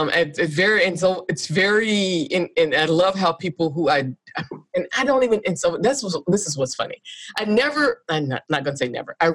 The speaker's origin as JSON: {"language": "English", "country": "Australia", "said": "Because again, being Australian, being a US citizen is automatically the default is white."}